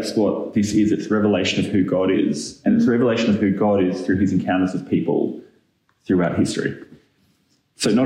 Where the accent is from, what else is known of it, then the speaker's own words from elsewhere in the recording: Australia; now in Auckland, New Zealand; I'm originally Australian